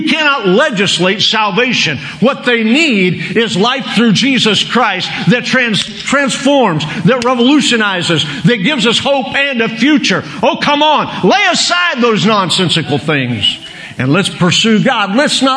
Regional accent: Oklahoma, United States; I'm a redneck from Oklahoma

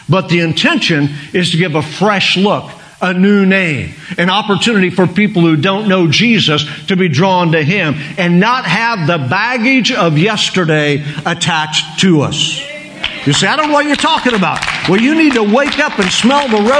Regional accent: Oklahoma, United States; I'm a redneck from Oklahoma

